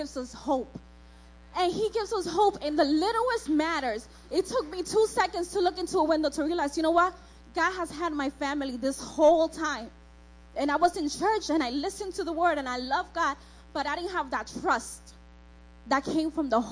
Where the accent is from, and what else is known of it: New York, United States; born or raised there; also born or lived in Dominican Republic